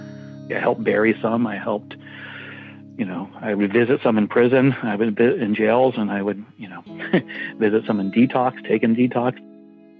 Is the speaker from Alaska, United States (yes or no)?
no; New York City, New York, United States; I was from New York City